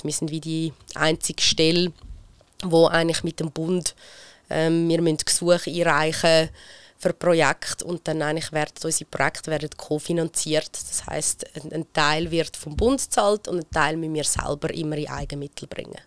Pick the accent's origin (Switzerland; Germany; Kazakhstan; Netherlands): Switzerland; Lake Zurich; aber ich bin am Zürichsee aufgewachsen